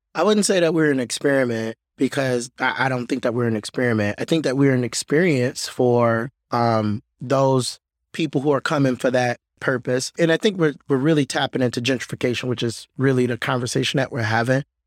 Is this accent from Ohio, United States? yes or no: no; Detroit, Michigan, United States; I was born and raised on the West Side, a little bit north of Boston Edison